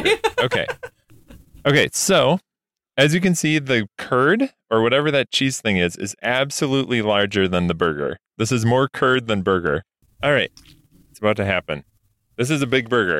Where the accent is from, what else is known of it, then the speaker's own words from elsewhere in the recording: Eau Claire, Wisconsin, United States; Menards, is also headquartered in my hometown, and it's a home improvement chain that is mostly regional, upper Midwest